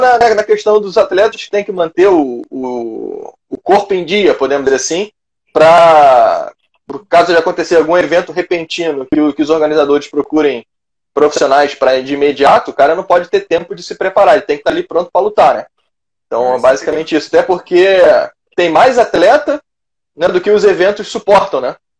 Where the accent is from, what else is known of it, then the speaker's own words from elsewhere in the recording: Rio de Janeiro, Brazil; estado do Rio de Janeiro, minha terra natal